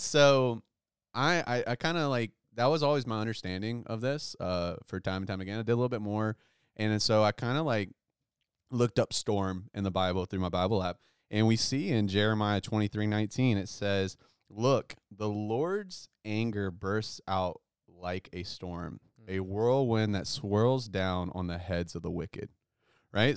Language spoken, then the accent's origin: English; United States; as American Christians